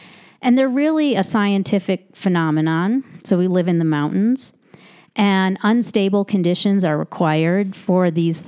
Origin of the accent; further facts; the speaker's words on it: Chicago, Illinois, United States; now in Mono County, United States; growing up in Chicago